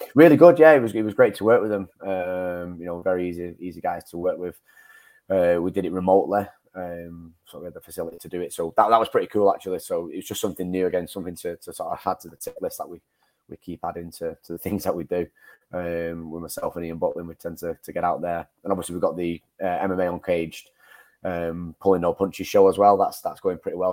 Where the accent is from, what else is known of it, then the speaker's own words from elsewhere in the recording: Manchester, North West England, United Kingdom; sort of in my hometown. I suppose uh, I've, I've fought in Manchester quite a lot.